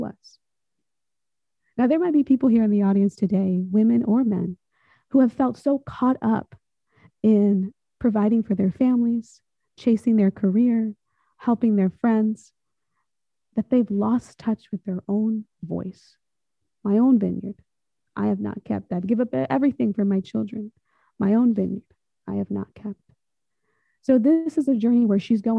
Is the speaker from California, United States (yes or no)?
yes; Salinas Valley, California, United States; I come from California. I come from around the Salinas Valley